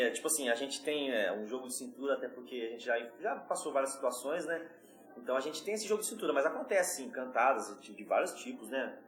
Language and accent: Portuguese; São Paulo, Brazil; accent: paulista; Sou de São Paulo